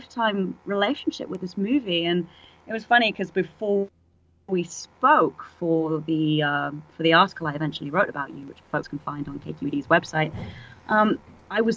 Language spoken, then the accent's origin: English; England, United Kingdom; moved away as an adult; now in San Francisco, United States; I'm English originally, obviously, as you can hear